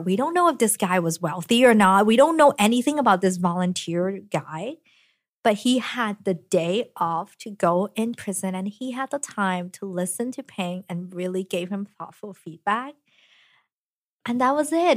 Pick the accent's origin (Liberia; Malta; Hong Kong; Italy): Hong Kong; now in United States; I was then born in Hong Kong and have gotten this education to allow me to move to the U S, went to M I T